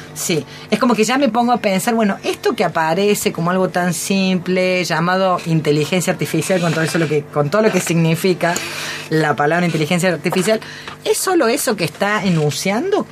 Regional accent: Córdoba, Argentina; Como buena cordobesa

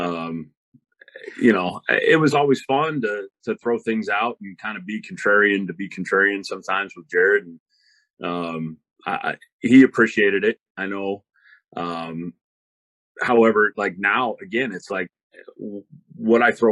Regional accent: Kitsap Peninsula, Washington, United States; I grew up on the Kitsap Peninsula, we were only 30 miles away from Seattle, only 30 miles away from Tacoma

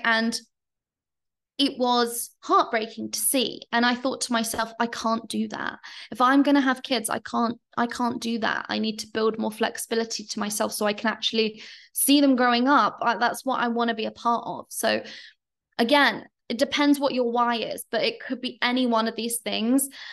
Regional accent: London, United Kingdom; moved away as an adult; now in Bali, Indonesia; I'm British, I'm Londoner

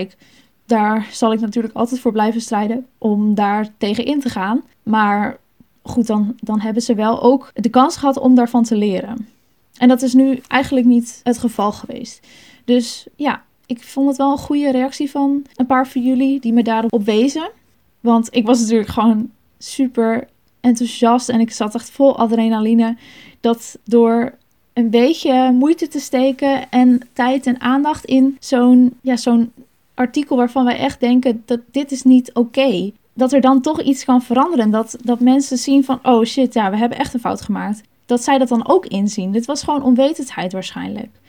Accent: Sneek, Friesland, Netherlands; Ik ben opgegroeid in de Baptistengemeente in Sneek.

